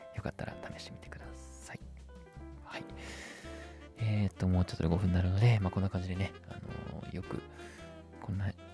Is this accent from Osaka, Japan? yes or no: no; Gamagori, Aichi, Japan; 僕の地元のラグーナ蒲郡っていうとこにもね